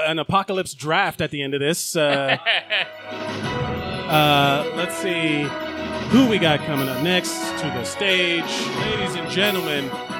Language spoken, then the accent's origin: English; Miami, Florida, United States; now in New York, United States; I am Latino. I'm Cuban from Miami